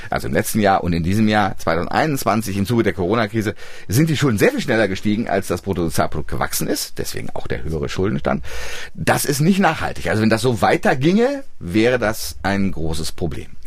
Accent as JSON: {"language": "German", "region": "East Germany", "country": "Germany", "tie": "born there", "said": "Aber sie war es wert, sage ich als gebürtiger Ostdeutscher."}